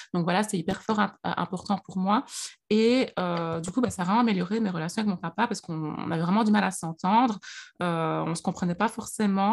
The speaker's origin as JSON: {"language": "French", "town": "Liège", "region": "Wallonia", "country": "Belgium", "tie": "born or raised there", "accent": "Liège", "said": "moi, je suis née en Belgique, donc je suis née à Liège. Euh, d'ailleurs, j'ai l'accent liégeois."}